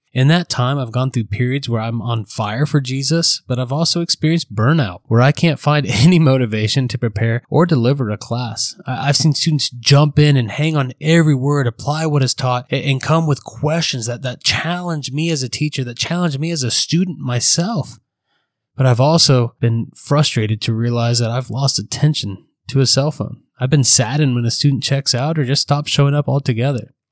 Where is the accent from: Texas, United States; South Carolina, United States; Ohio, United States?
Ohio, United States; Central; now in Central California, United States; I'm originally from Central Ohio, but now I'm in Central California